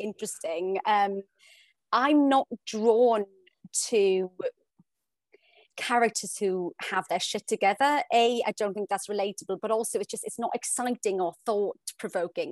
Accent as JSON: {"language": "English", "region": "South Wales", "country": "United Kingdom", "also_born_or_lived": "Hong Kong", "moved": "yes", "lives_now": "London, United Kingdom", "said": "I'm from South Wales, we moved to Hong Kong, I live in London"}